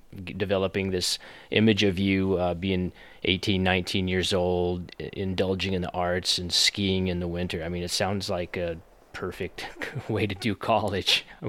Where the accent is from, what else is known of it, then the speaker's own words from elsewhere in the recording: Colorado, United States; I grew up in Colorado